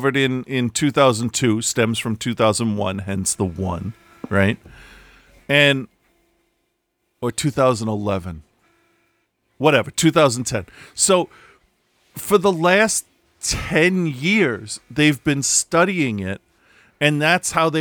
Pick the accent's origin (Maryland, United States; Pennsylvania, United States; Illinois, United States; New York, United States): Pennsylvania, United States; Philadelphia; I'm from Philadelphia